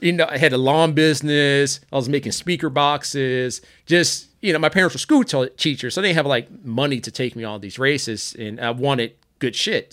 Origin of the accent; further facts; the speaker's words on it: St. Anne, Illinois, United States; now in Durango, United States; I literally grew up in an area, it's actually Kankakee County, Saint Ann, Illinois